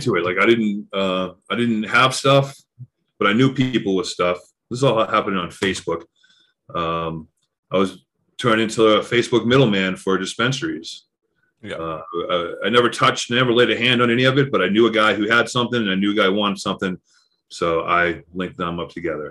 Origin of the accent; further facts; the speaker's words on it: Massachusetts, United States; moved away as an adult; now in Colorado, United States; I grew up in Massachusetts, moved to Colorado 15 years ago